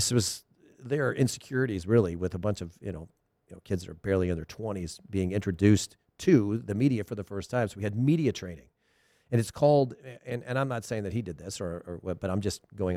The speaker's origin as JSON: {"language": "English", "town": "Thousand Oaks", "region": "California", "country": "United States", "said": "I'm from Westlake Village and Thousand Oaks"}